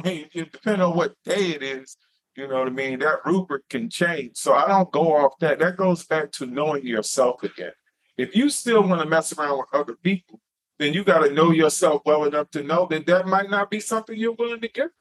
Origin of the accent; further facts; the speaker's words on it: Wilson, North Carolina, United States; moved away; I'm from Wilson, North Carolina